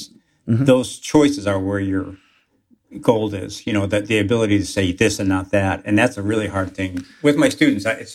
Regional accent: Chicago, Illinois, United States; accent: Chicago; my hometown

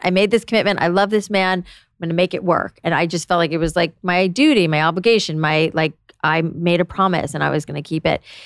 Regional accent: South Florida, United States; moved away; I grew up in South Florida

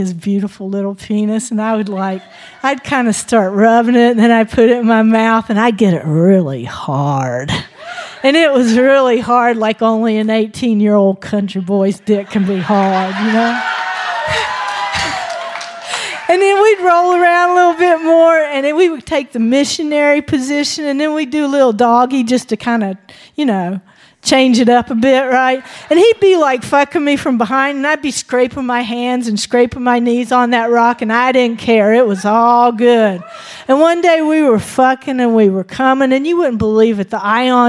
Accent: Appalachia, United States; moved away; also born or lived in West Virginia / Santa Cruz, California; Jimmy Stutes and I, we were born and bred in Appalachia

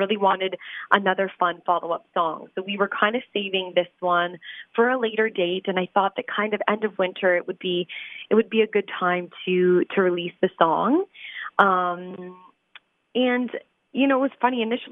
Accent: London, Ontario, Canada; my hometown

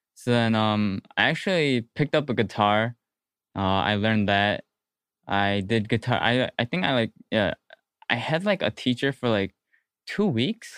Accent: Hoffman Estates, Illinois, United States; I'm from Hoffman Estates, no one really knows where that is

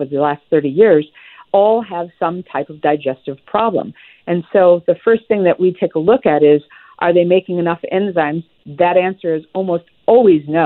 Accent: Midwest, United States; I grew up in the Midwest

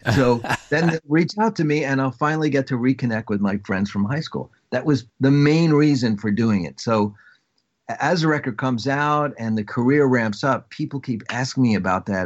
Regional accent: Long Island, New York, United States; I am from Long Island

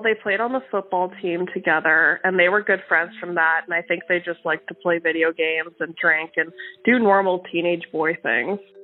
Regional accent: Winnipeg, Manitoba, Canada; I am from Winnipeg, Manitoba, Canada. And I grew up just in the southern end of Winnipeg.

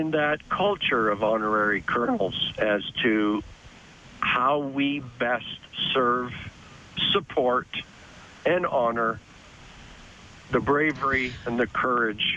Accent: Belleville, Ontario, Canada; I'm born and raised in Belleville, which is on the doorstep of Trenton here

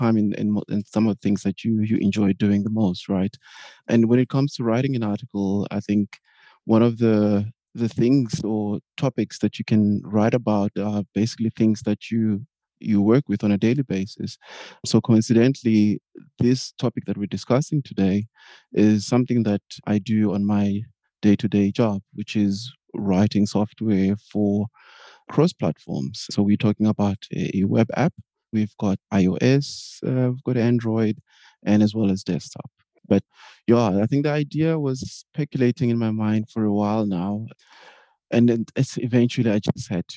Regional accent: South Africa; now in Berlin, Germany; I am a South African living in Berlin, Germany

